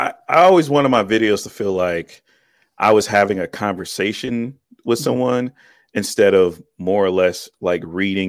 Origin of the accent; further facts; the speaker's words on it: Cleveland, Ohio, United States; I'm in Cleveland, Ohio. So cool. Pretty much born here, grew up here, left here, went to the military, went halfway around the world, and came back here.